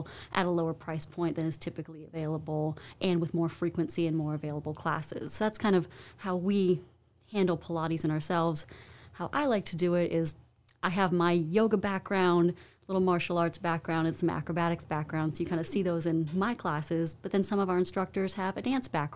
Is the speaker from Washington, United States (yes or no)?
no; Virginia, United States; moved away as an adult; also born or lived in Arizona; now in Winston-Salem, United States; I'm from the Virginia area, the D.C. suburbs